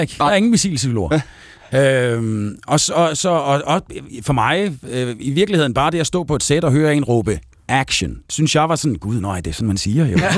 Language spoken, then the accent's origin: Danish; Aalborg, North Denmark Region, Denmark; nu er jeg jo fra Aalborg